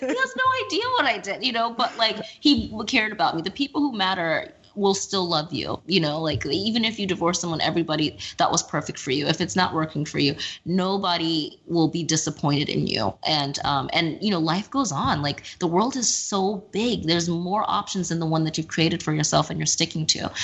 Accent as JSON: {"language": "English", "region": "Texas", "country": "United States", "moved": "yes", "lives_now": "New York, United States", "said": "I'm from Texas"}